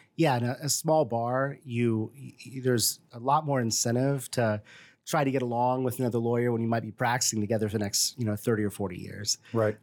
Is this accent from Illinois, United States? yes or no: yes; Decatur, Illinois, United States; moved away as an adult; also born or lived in Washington, District of Columbia, United States / Bloomington-Normal, Illinois; now in Bloomington, United States; I'm from the Decatur area originally and uh, born and raised there.